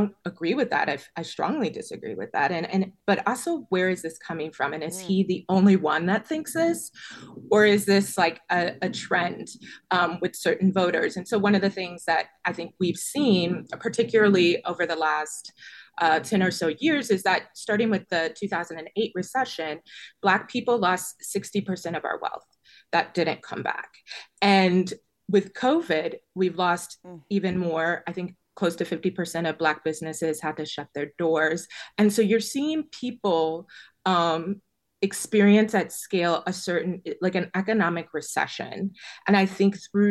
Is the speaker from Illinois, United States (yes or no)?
yes; Chicago, Illinois, United States; I grew up in Illinois. My family's multi-generational, you know, Chicagoan since the 1900s